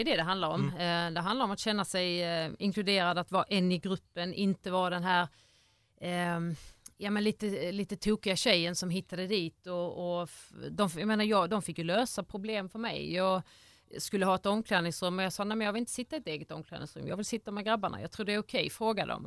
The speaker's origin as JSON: {"language": "Swedish", "town": "Ängelholm", "region": "Skåne", "country": "Sweden", "tie": "born or raised there", "said": "jag är från Ängelholm, eh, född och uppvuxen där"}